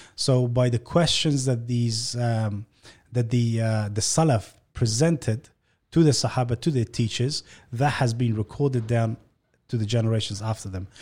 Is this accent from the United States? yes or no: no; Australia; born or raised there; also born or lived in Afghanistan